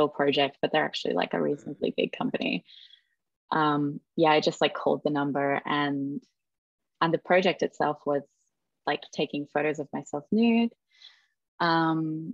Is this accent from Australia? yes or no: yes; Darwin, Northern Territory, Australia; moved away as an adult; now in Melbourne, Australia; So I graduated high school. I moved from Darwin to Melbourne.